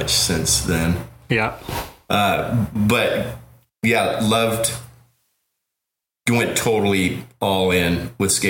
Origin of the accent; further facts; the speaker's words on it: Colorado, United States; moved away as an adult; now in Oakland, United States; when I moved from Colorado uh, to Oakland for college.